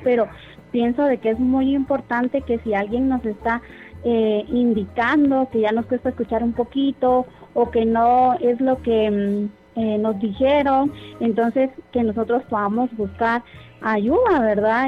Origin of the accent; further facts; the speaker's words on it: Guatemala; nosotros como guatemaltecos